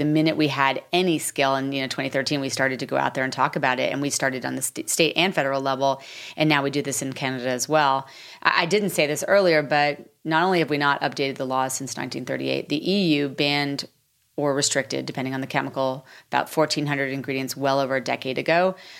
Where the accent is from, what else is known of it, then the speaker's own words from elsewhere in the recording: New York City, New York, United States; So I was like, listen, I'm from New York City.